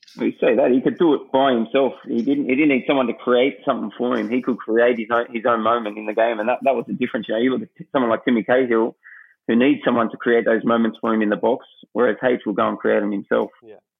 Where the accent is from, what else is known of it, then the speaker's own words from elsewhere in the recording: Australia; moved away; being an Aussie